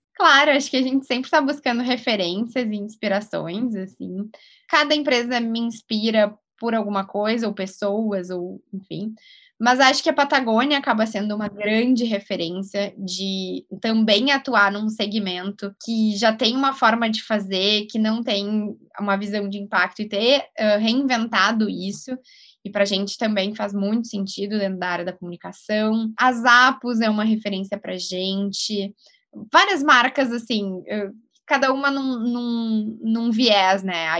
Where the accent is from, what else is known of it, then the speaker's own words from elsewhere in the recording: Rio Grande do Sul, Brazil; accent: gaúcho; Vocês podem perceber pelo meu sotaque, eu sou gaúcha